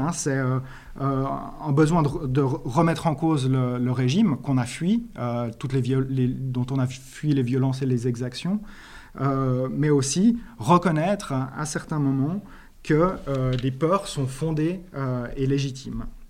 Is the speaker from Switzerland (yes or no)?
yes; Switzerland; Je viens de Suisse